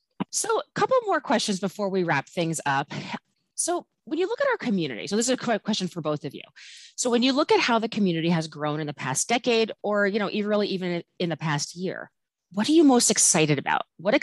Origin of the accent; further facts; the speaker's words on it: East Coast, United States; now in Everett, United States; I grew up in the East Coast, so I'm not, you know, native to the area. I'm a transplant, as they call us. But, you know, we've been here for about 15 years now